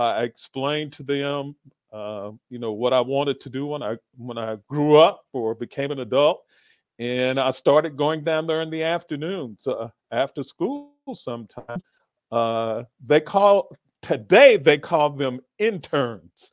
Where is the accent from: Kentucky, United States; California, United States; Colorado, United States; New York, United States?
Kentucky, United States; Louisville; also born or lived in Indianapolis; I'm actually originally from Louisville.